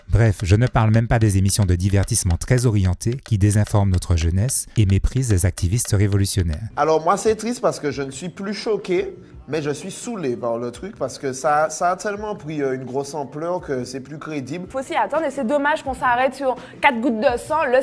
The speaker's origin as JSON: {"language": "French", "country": "Martinique", "said": "ça n'est certainement pas en tant que béquet, c'est en tant que martiniquais."}